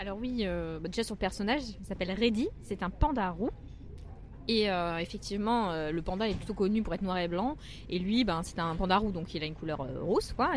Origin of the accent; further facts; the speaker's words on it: Metz, Grand Est, France; moved away; also born or lived in Paris / China; j'ai habité à Metz pendant très longtemps